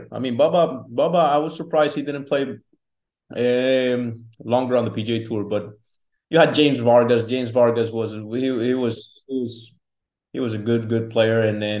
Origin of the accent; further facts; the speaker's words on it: Colombia; now in United States; So when I came from Colombia, I don't recall drinking a full bottle of water.